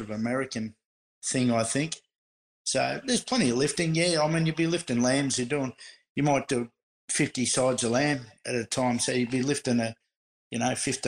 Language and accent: English; Bomb Beach, Victoria, Australia; I grew up in Bomb Beach in Victoria